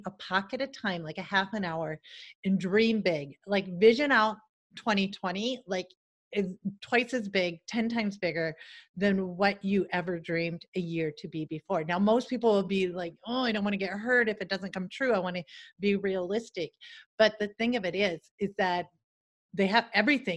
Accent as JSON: {"language": "English", "town": "Salem", "region": "South Dakota", "country": "United States", "tie": "born or raised there", "also_born_or_lived": "London, United Kingdom / Seattle", "moved": "as an adult", "said": "my hometown of a population of like less than 1500."}